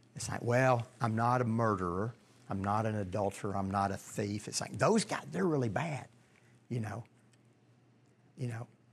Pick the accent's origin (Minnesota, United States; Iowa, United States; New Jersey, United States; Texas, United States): Texas, United States; Longview; I was born in Longview, Texas